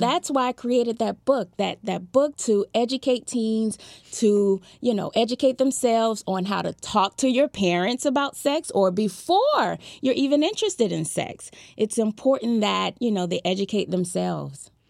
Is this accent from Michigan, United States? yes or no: no; Fort Lauderdale, Florida, United States; I was born and raised in Fort Lauderdale, Florida